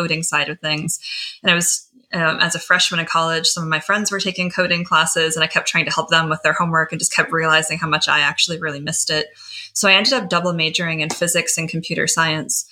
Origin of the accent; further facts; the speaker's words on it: Michigan, United States; moved away; I grew up in Michigan